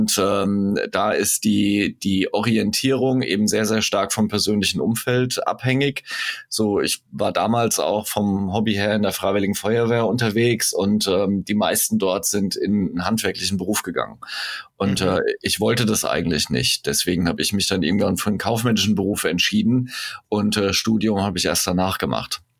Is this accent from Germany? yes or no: yes; Hesse, Germany; Zumindest bei uns in Hessen ist das, äh, glaube ich, immer noch so.